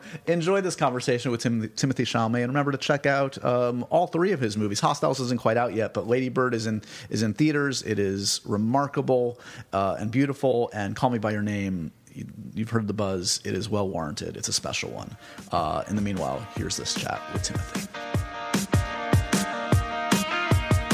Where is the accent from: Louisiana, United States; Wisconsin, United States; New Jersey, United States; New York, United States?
New York, United States; New York City; I grew up on the Upper West Side